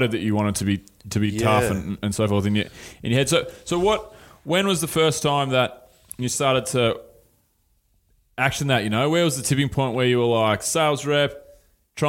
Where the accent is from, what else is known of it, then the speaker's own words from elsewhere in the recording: Mornington Peninsula, Victoria, Australia; I grew up on the Moines Peninsula